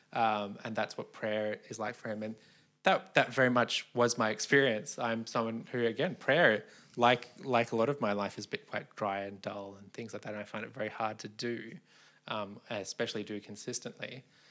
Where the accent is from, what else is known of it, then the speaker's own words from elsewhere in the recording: Australia; growing up in Australia